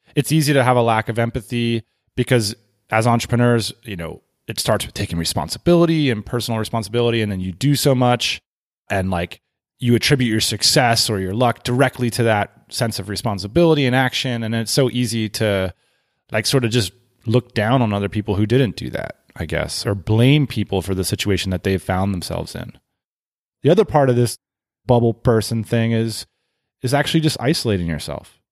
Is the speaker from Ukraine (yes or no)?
no; United States; as an American